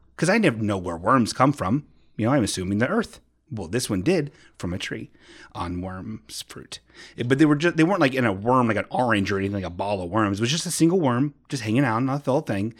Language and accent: English; Bellbrook, Ohio, United States; My hometown, Bellbrook